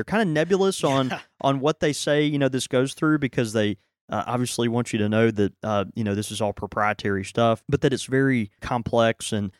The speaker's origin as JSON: {"language": "English", "town": "Houston", "region": "Texas", "country": "United States", "tie": "born there", "said": "Have I ever told you I was born in Houston?"}